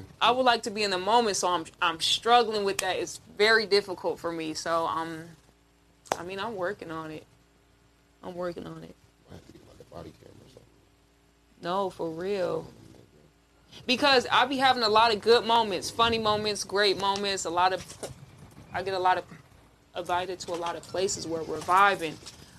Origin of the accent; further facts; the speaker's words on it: Camden, Arkansas, United States; born there; No, I was raised out here, but I was born in Arkansas. That's where my family is from. Arkansas.